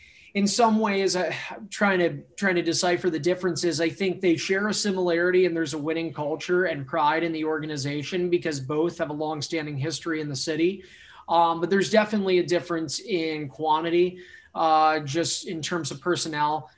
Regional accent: Sunbury, Pennsylvania, United States; moved away; I am from pretty much middle of nowhere, a town called Sunbury, Pennsylvania

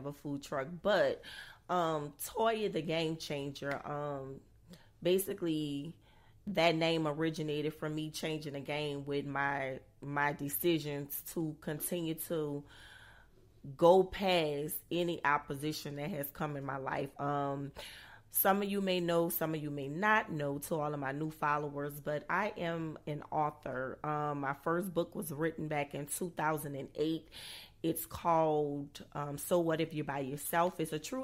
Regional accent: New Orleans, Louisiana, United States; I'm originally from New Orleans, Louisiana

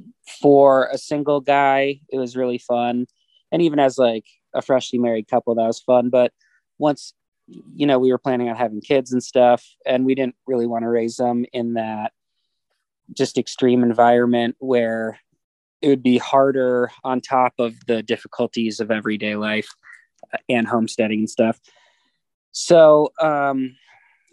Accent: Minneapolis, Minnesota, United States; moved away as an adult; also born or lived in Alaska / Fairbanks, Alaska; now in Idaho, United States; I was born in Minneapolis.

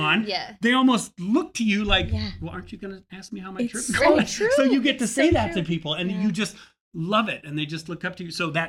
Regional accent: Northwest Indiana, United States; moved away; I'm a kid from Northwest Indiana

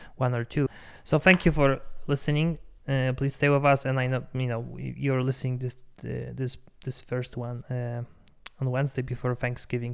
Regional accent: Poland; accent: Polish; English is a second language; now in Denver, United States; I'm Polish, as you can tell probably if I'm by my accent

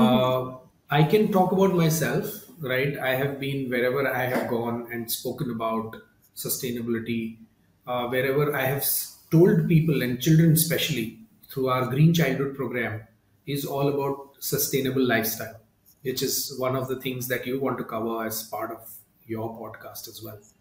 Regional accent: Mumbai, Maharashtra, India; I come from Mumbai, India

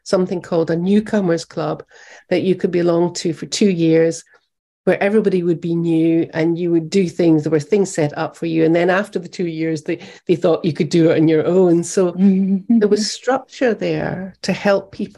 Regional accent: United Kingdom; moved away as an adult; also born or lived in America; me being British

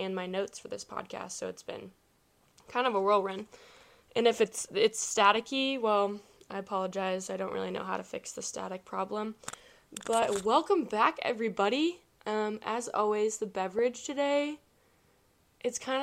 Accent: Kansas City, United States; I'm from the Kansas City area

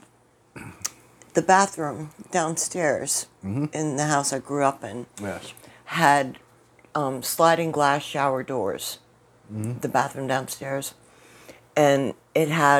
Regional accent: Lakewood, New Jersey, United States; I grew up in Lakewood, New Jersey

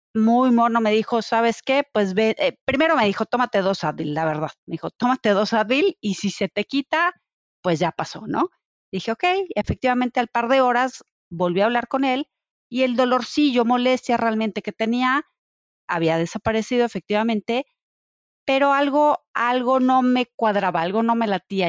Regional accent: Mexico; como mamá mexicana

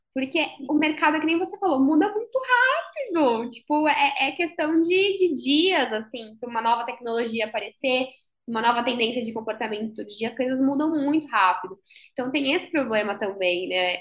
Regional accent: Brazil; moved away as an adult; now in São Paulo, Brazil; eu não sou de São Paulo, eu sou, do, eu sou da praia, eu sou caiçara. Tive que vir para São Paulo para fazer faculdade

